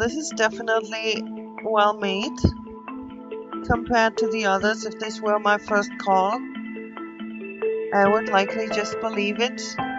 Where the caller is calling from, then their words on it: Wisconsin, United States; I'm calling from Wisconsin.